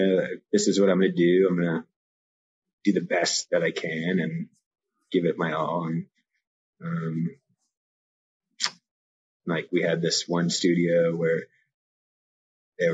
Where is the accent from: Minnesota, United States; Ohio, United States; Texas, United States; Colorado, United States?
Colorado, United States; Evergreen; also born or lived in California; I was originally born in California, and my family moved to Evergreen, Colorado when I was 5. So I grew up in Evergreen